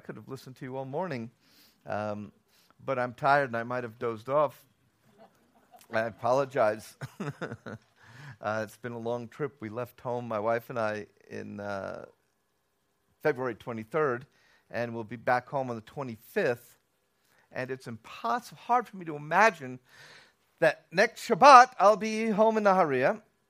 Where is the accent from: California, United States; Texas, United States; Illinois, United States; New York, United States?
New York, United States; Bronx; also born or lived in Tel Aviv, Israel; I'm originally from New York, came to the Bronx.